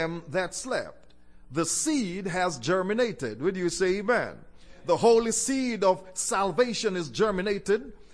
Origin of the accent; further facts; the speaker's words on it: Jamaica; I was born in Jamaica